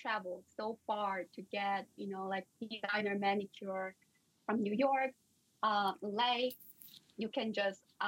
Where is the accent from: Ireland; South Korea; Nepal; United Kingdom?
South Korea; moved away as an adult; also born or lived in India / Stanford; I'm originally coming from South Korea.